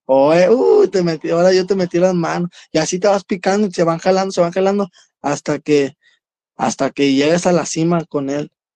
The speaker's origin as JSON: {"language": "Spanish", "town": "Ciudad Juárez", "region": "Chihuahua", "country": "Mexico", "said": "un barrio la Altavista, aquí de Ciudad Juárez, yo vengo de la Altavista y orgulloso de representar a mi colonia"}